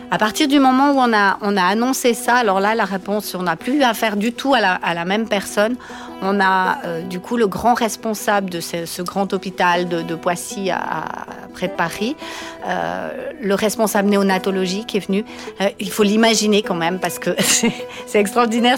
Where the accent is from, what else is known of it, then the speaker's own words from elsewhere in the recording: Valais, Switzerland; now in Vaud, Switzerland; je viens du Valais à l'origine. Je me suis expatriée sur le canton de Vaud